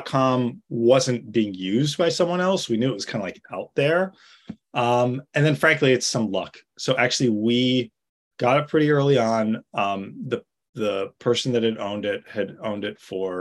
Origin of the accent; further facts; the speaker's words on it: New York City, New York, United States; I grew up in New York City, in downtown Manhattan